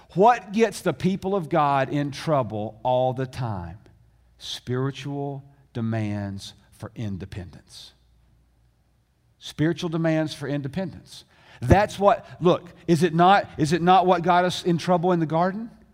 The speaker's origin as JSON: {"language": "English", "region": "the South", "country": "United States", "tie": "born or raised there", "said": "I grew up in America. In fact, I grew up in the South."}